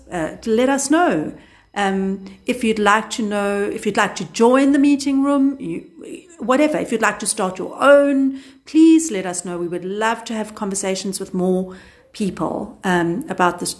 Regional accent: South Africa

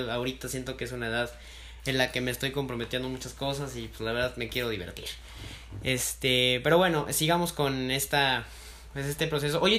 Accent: Mexico City, Mexico; Fíjate que dicen que también los chilangos hablamos con acento. No, no le encuentro. Aún no le encuentro el acento

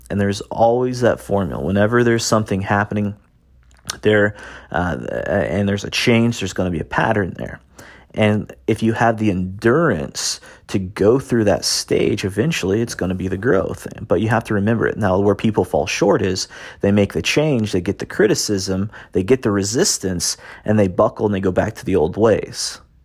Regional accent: Indiana, United States; I grew up in Indiana, in the United States, little farm town

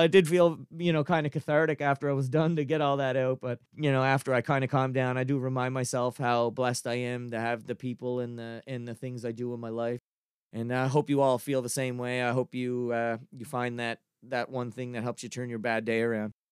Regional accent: Cape Breton, Nova Scotia, Canada; I'm an East Coaster, I'm from Cape Breton

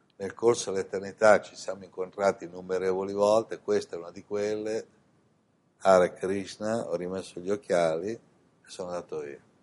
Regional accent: Italy; moved away as an adult; also born or lived in Milan / India; sono nato in Italia

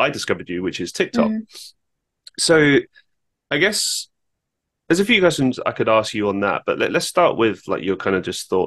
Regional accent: London, United Kingdom; growing up in London

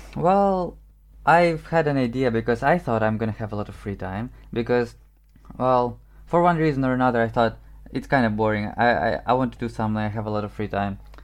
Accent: Ukraine; first language Ukrainian and Russian; English is a second language; now in Warsaw, Poland; I grew up in Ukraine

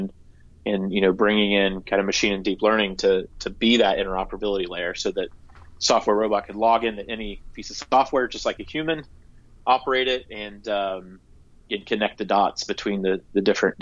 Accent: Gallipolis, southeastern Ohio, United States; my hometown, it's in southeastern Ohio, a small town called Gallup Police

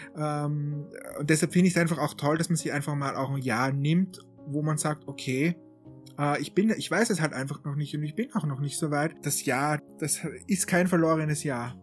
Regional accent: Austria; ich bin ja aus Österreich

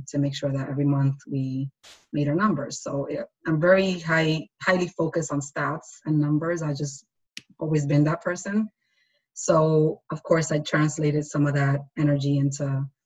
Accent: New York City, New York, United States; we're both from the Bronx

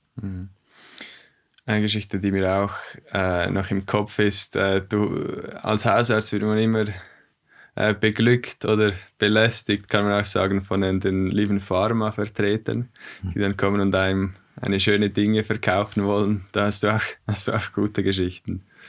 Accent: Switzerland; bei uns in der Schweiz

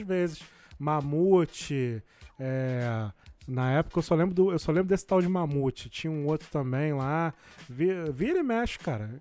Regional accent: Rio de Janeiro, Brazil; Eu também sou de Jardim América

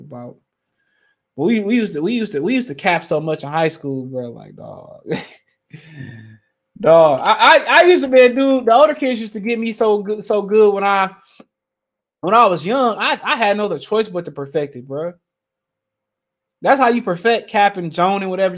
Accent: Detroit, Michigan, United States; also born or lived in Montgomery; I'm from Detroit.

